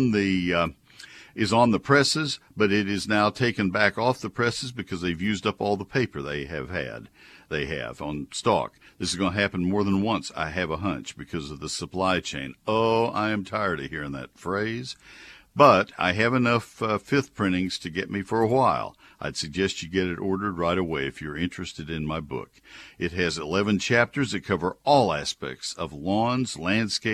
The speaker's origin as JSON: {"language": "English", "town": "College Station", "region": "Texas", "country": "United States", "tie": "born or raised there", "said": "When I was a kid, growing up in College Station"}